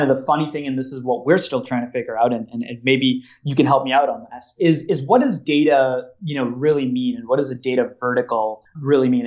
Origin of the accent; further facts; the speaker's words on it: Minnesota, United States; so I'm from Minnesota